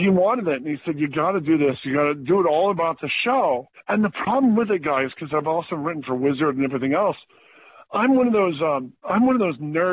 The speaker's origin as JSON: {"language": "English", "region": "Michigan", "country": "United States", "tie": "born or raised there", "moved": "yes", "said": "I lived in Michigan. I grew up in Michigan, so we would vacation in Cleveland, Ohio"}